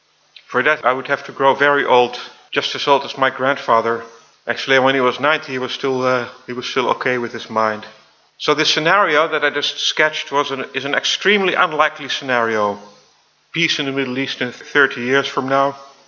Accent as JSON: {"language": "English", "town": "Amsterdam", "region": "North Holland", "country": "Netherlands", "tie": "born or raised there", "also_born_or_lived": "Tel Aviv, Israel", "said": "So I was born in Tel Aviv, but they decided to move in with Daniela's parents, Ben and Thea. You've already seen Ben, he's here, in Amsterdam. Thus I grew up in the same house as my grandfather, or opa, in Dutch, Ben Sayed."}